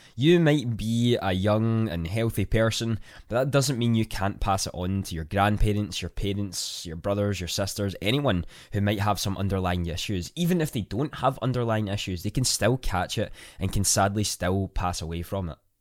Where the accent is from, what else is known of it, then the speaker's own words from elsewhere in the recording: Scotland, United Kingdom; I'm a Scottish content creator